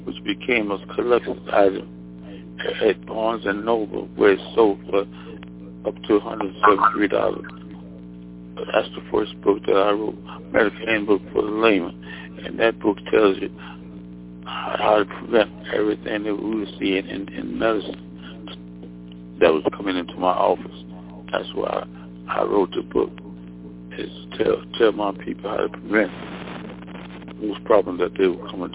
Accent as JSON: {"language": "English", "region": "Mississippi", "country": "United States", "tie": "born or raised there", "also_born_or_lived": "Alabama / Nashville, Tennessee / Washington, D.C.", "moved": "as an adult"}